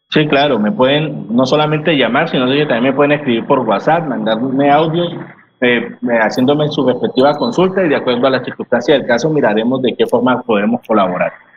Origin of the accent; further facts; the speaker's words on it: Colombia; nosotros como colombianos